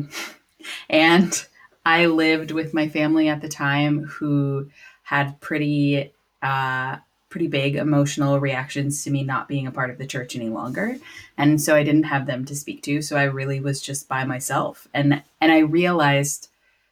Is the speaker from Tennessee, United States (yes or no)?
no; Wisconsin, United States; So I was raised, I grew up in Wisconsin in the States